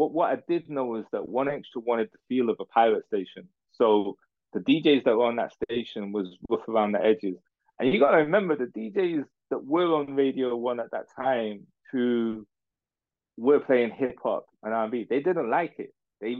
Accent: Manchester, North West England, United Kingdom; like from when I came through from Manchester, reputation and relationships, I need to do radio excellence.

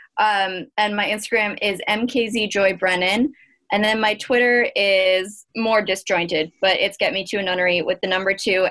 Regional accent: Arizona, United States; my home state of Arizona

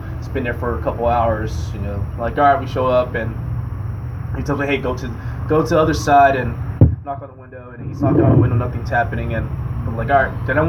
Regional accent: California, United States; now in Texas, United States; But for all I know, I'm actually from California, but I came to Texas, and my dad met this guy

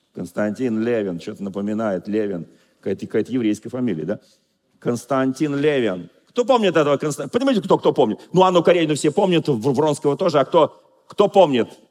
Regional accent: Moscow, Russia; Я москвич, но я просто говорю швидко

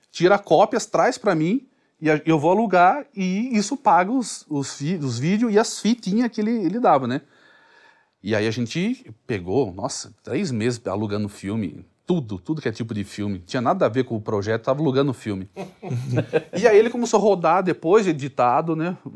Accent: Sorocaba, São Paulo, Brazil; Mas antigamente eu é, o, o sotaque eu achava ruim, né? Que eu sou de Sorocaba, então lá é meio que porta, porteira, portão.

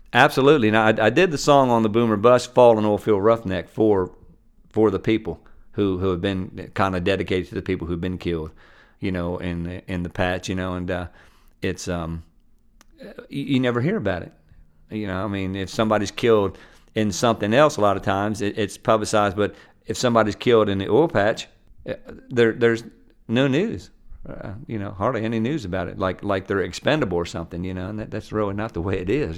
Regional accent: Maryland, United States; moved away; also born or lived in Nashville / Oklahoma / Louisiana; I grew up in Maryland

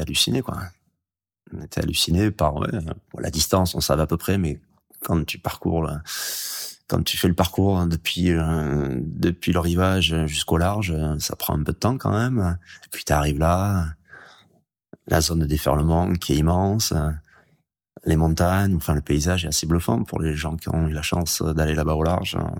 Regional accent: Hendaye, Nouvelle-Aquitaine, France; j'ai grandi en Daille

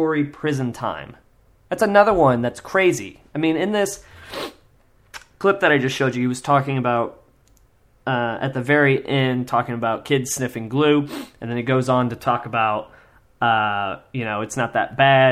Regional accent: Kansas, United States; I grew up in Kansas

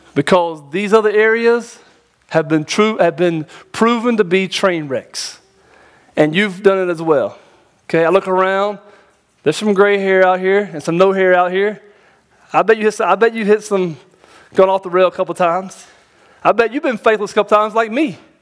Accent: North Carolina, United States; now in Tennessee, United States; I'm from North Carolina originally

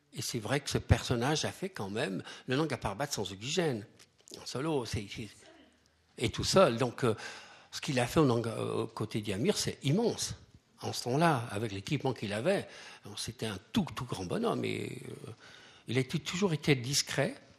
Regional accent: Switzerland; chez nous, en Suisse

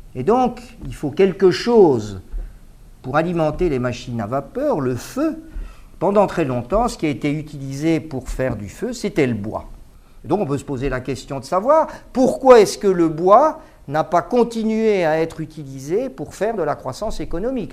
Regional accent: Mons, Wallonia, Belgium; now in Paris, France; j'ai quitté Mons en 1979. depuis euh, je vis à Paris

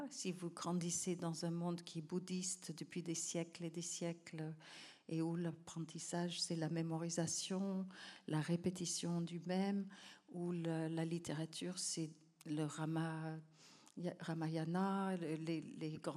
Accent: Cambodia; Et quelque part, quand un enfant naît, c'est déjà une fête chez nous au Cambodge

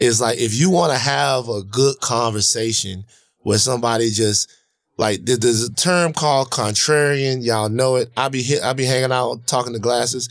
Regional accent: Baton Rouge, Louisiana, United States; now in Los Angeles, United States; growing up in Baton Rouge

